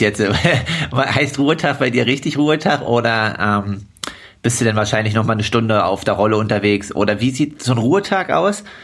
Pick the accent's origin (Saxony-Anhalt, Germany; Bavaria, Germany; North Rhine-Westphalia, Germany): Saxony-Anhalt, Germany; Altmark; now in Leipzig, Germany; Bin Profi-Triathlet aus Leipzig, komme gebürtig aus der Altmark.